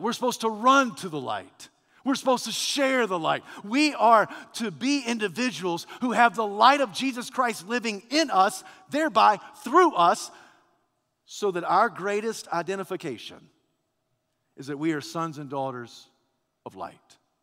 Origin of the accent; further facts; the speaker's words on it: United States; I'm a man, I'm a preacher, I'm an American